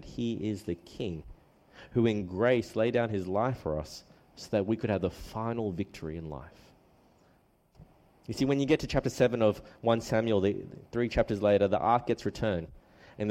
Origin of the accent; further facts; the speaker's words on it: Australia; also born or lived in New South Wales / Queensland; although I'm Australian, I do have a Chinese background